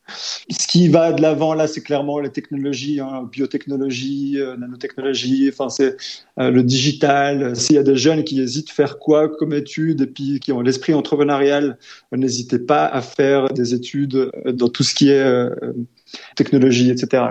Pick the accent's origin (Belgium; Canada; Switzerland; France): Switzerland; Lausanne, Vaud; né, j'ai grandi à Lausanne